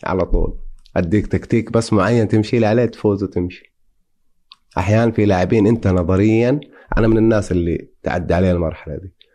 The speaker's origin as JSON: {"language": "Arabic", "country": "Saudi Arabia", "said": "عندنا في السعوديه"}